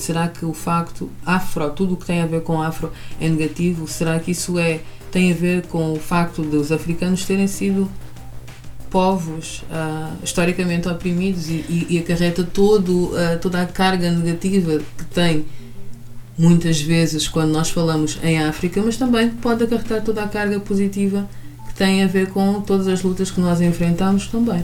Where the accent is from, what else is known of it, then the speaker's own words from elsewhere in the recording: Portugal; also born or lived in Malanje, Angola; apesar de ter vindo para Portugal com dois anos